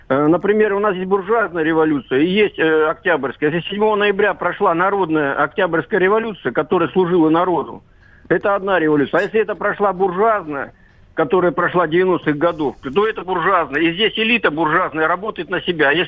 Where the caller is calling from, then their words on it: Barnaul, Altai Krai, Russia; Я из Барнаула, Михаил.